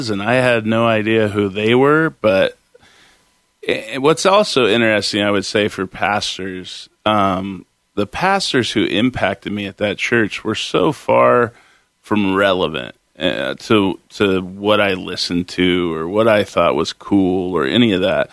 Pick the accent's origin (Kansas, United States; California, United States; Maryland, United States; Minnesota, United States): California, United States; Concord; moved away as an adult; also born or lived in Sacramento, California / Chico, California; now in Portland, United States; I grew up in the Bay Area, Concord, California, and then in high school, we moved to Sacramento